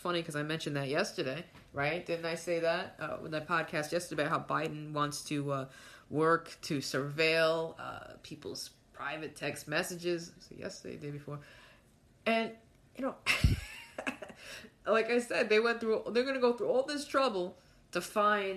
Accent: New York City, New York, United States; me being a New Yorker

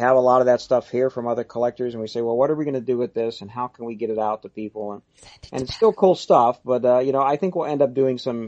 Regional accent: East Coast, United States; now in Los Angeles, United States; I'm from the East Coast, but my grandparents lived out here

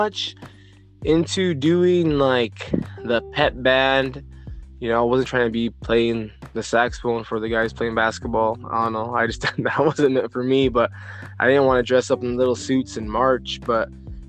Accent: Othello, Washington, United States; I'm from Little Mex

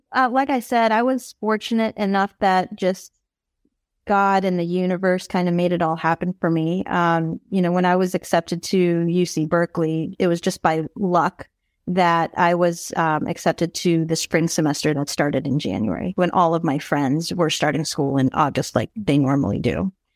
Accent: Philippines; I'm Filipino, so, you know, we love rom-coms

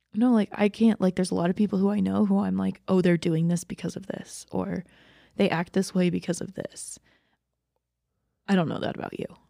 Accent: Dahlonega, Georgia, United States; also born or lived in Dawsonville, Georgia; I grew up half the time in Dawsonville and half the time in Dahlonega

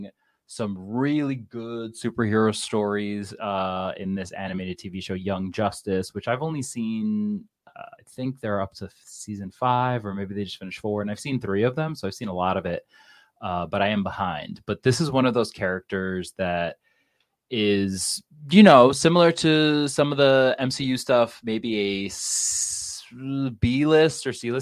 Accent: United States; I'm American

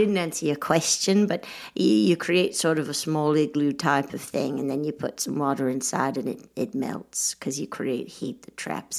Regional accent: Australia; also born or lived in England, United Kingdom; I think it was clear the whole time. I'm from Australia.

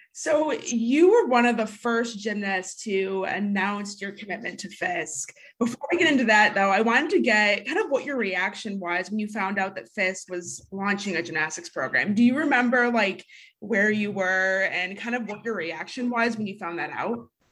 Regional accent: Michigan, United States; We're from Michigan

